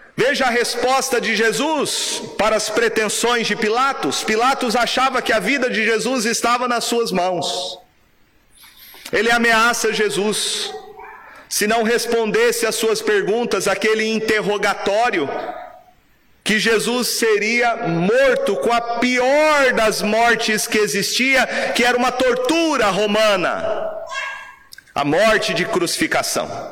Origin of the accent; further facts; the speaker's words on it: Brazil; nós, como brasileiros